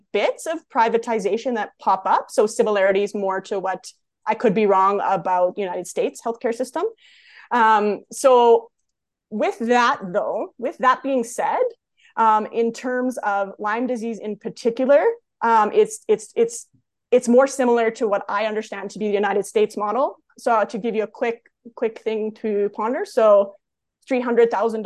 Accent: Canada; accent: Canadian; also born or lived in Calgary area, Alberta; as a Canadian

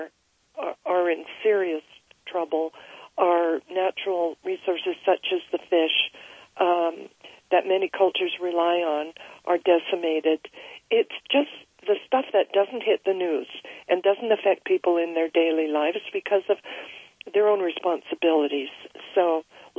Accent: Vancouver, British Columbia, Canada; I'm just outside of Vancouver, British Columbia

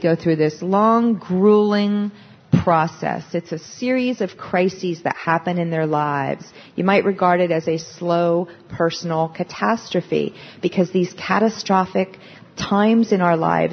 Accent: Pennsylvania, United States; I'm from Pennsylvania

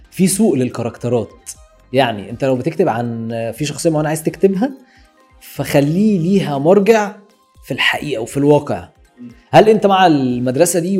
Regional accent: Alexandria, Alexandria Governorate, Egypt; انا راجل اسكندراني وعايز اكتب روايه عن توبيك معين ملوش علاقه باسكندريه

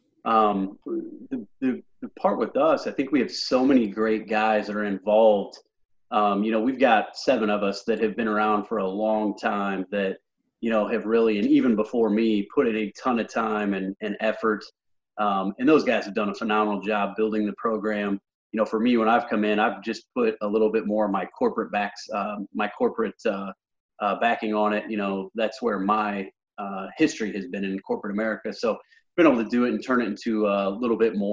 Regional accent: Illinois, United States; moved away as an adult; now in Fort Wayne, United States; my hometown where I grew up in Illinois

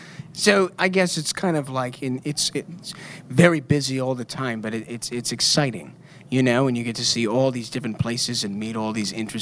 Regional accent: Michigan, United States

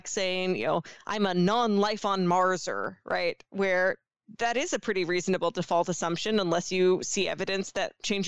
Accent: New York, United States; as a New Yorker

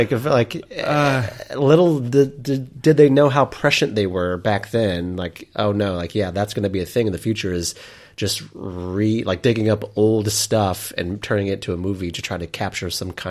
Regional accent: Altus, Oklahoma, United States; The movie theater from my hometown of Altus, Oklahoma

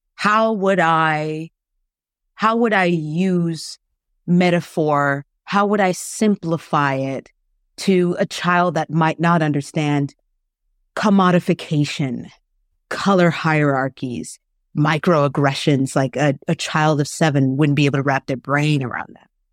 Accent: Florida, United States; moved away as an adult; also born or lived in South Korea; now in Canada; I'm originally from the States. I'm from Florida. And, you know, growing up in the States

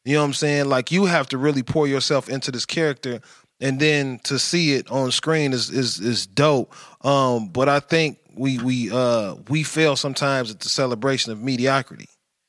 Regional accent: Atlanta, Georgia, United States; I'm from Atlanta. I'm a celebrity.

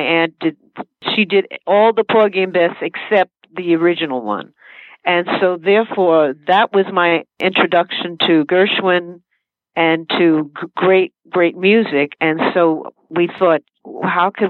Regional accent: New York City, New York, United States; I am an uptown girl in New York City, born and raised in Washington Heights

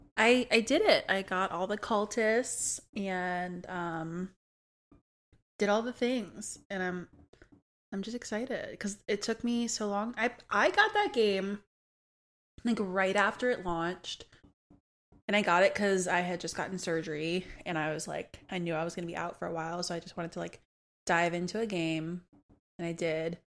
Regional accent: New Orleans, Louisiana, United States; I'm born and raised in New Orleans

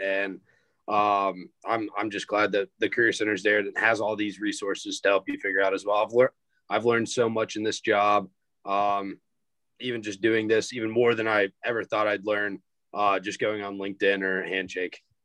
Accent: Greenville, South Carolina, United States; I'm a senior from Greenville, South Carolina

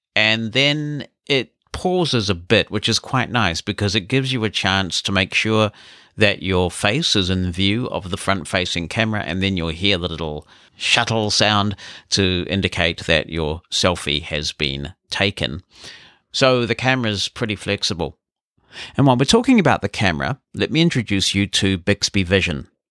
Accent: New Zealand

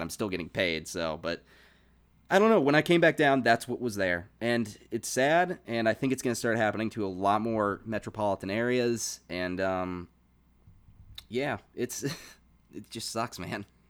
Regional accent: Virginia, United States; moved away; I moved back down to my hometown

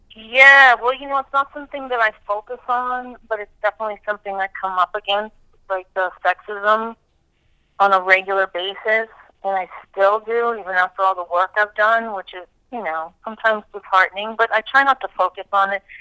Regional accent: New Hampshire, United States; moved away; I grew up in New Hampshire.

